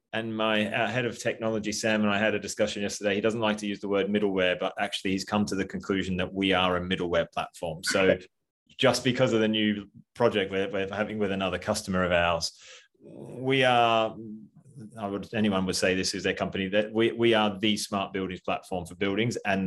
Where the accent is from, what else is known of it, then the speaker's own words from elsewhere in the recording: Australia; I'm Australian